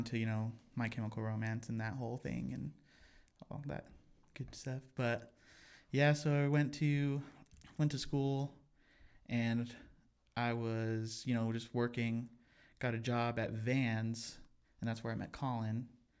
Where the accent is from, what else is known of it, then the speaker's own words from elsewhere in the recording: Pueblo, Colorado, United States; now in Denver, United States; I was born and raised in Pueblo, Colorado. Moved up to Denver after I graduated high school to go to college.